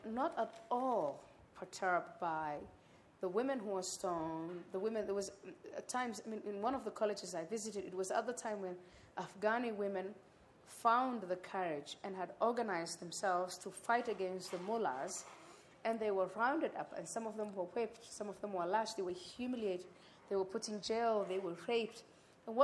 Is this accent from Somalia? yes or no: yes; Somalia; I am from Somalia